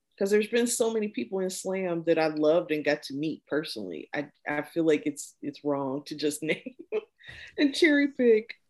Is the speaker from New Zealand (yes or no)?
no; Midwest, United States; growing up in the Midwest